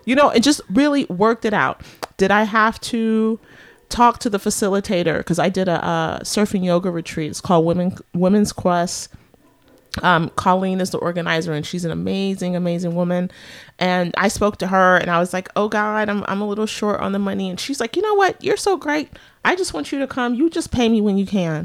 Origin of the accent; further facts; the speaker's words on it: San Francisco Bay Area, California, United States; moved away as an adult; also born or lived in New York City / Washington, D.C.; I was born and raised here